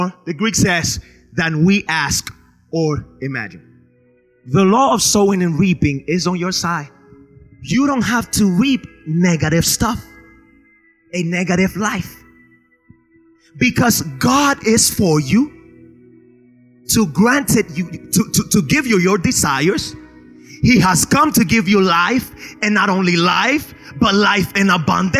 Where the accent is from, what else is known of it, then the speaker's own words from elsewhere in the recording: Spain; now in United States; I grew up in Spain